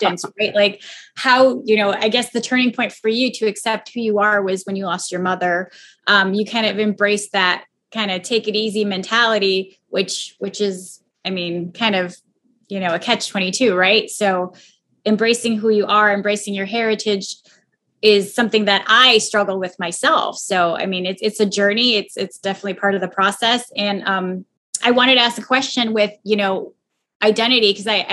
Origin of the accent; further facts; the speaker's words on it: Chicago, Illinois, United States; I'm like, Chicago